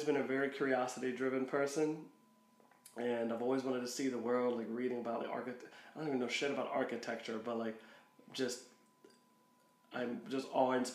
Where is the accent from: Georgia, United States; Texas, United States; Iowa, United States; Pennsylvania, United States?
Pennsylvania, United States; Philadelphia; I'm from Philadelphia